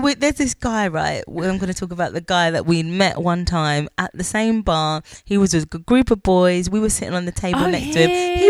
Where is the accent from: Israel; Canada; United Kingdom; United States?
United Kingdom; moved away as an adult; we're two British black sisters from the UK